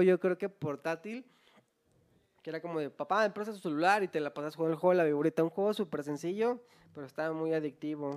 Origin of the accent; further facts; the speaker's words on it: Guadalajara, Jalisco, Mexico; Nosotros somos de Guadalajara